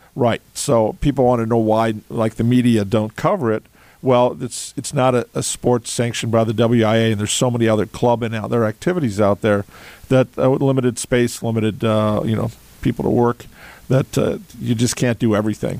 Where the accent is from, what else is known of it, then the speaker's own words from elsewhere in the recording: Milwaukee, Wisconsin, United States; now in Madison, United States; I was born in Madison, grew up in the Milwaukee area, and have been back here now since the early '80s.